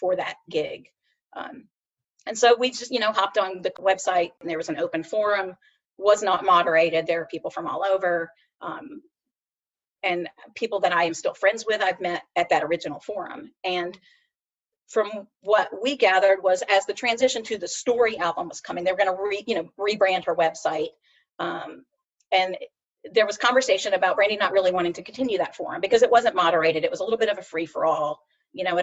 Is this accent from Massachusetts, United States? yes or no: no; Savannah, Georgia, United States; moved away as an adult; also born or lived in South Carolina; now in Charlotte, United States; So I'm from Savannah, Georgia. I was born and raised in Georgia. I lived in Georgia until I went to college at 17.